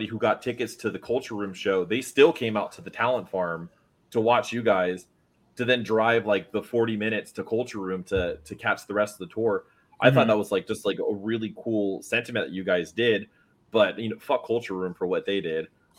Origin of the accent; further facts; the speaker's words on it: Florida, United States; now in Orlando, United States; Originally, like I'm in Orlando right now, but I grew up in South Florida.